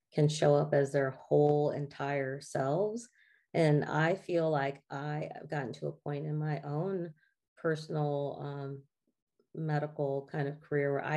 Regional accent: the South, United States; I still lived in a Black Southern family, you know? And so everything that was a part of our roots, of just traditions of living in the South and growing up in the South

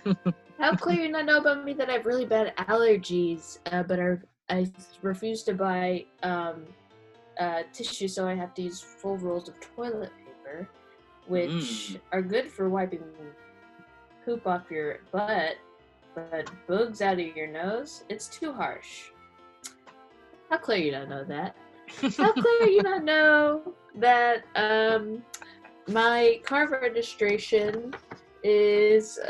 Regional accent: San Jose, California, United States; moved away; I'm from San Jose, California, but also did you know that everyone in my family is also from San Jose, California

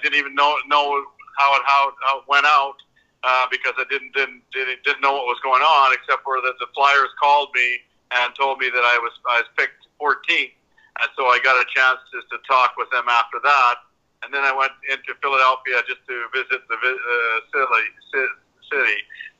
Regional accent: Saskatchewan, Canada; I grew up in Saskatchewan in Canada, where all you had to do was skate and play hockey

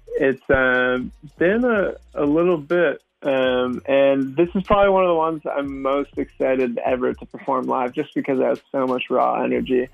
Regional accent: San Francisco, California, United States; moved away as an adult; now in Los Angeles, United States; San Francisco is my hometown

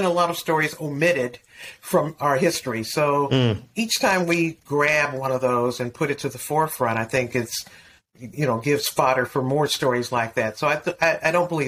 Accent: Detroit, Michigan, United States; I grew up in Detroit

